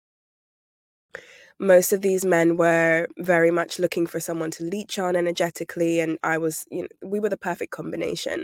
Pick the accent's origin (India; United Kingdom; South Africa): United Kingdom; now in London, United Kingdom; I'm British. I'm based in London